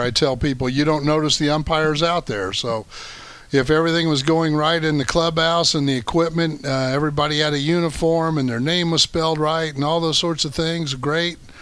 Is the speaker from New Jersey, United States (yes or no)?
no; Decatur, Illinois, United States; moved away; That's my hometown.